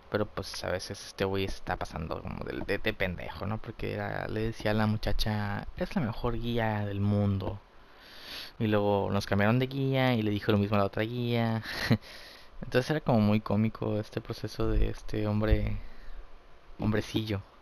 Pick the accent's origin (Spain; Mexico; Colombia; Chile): Mexico; que yo que soy pues mexicano.